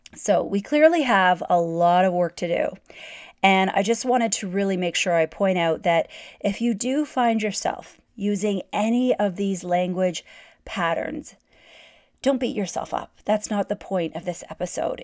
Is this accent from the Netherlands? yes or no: no; Canada; I'm Canadian